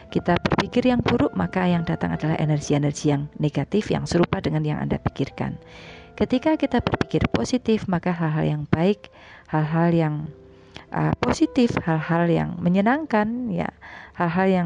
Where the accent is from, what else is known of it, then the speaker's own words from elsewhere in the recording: Semarang, Central Java, Indonesia; moved away as an adult; now in Jakarta, Indonesia; saya pulang ke ke kampung halaman saya mudik gitu ya ke Jawa dan sebelum siaran saya pulangnya naik kereta pagi jadi dari Semarang